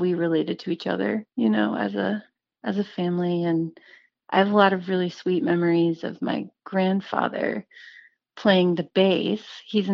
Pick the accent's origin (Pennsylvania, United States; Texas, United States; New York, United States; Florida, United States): Texas, United States; Central; moved away as an adult; also born or lived in Kerrville, Texas / Austin, Texas; now in Nashville, United States; I'm from the Hill Country area. I grew up in Central Texas in a little town called Kerrville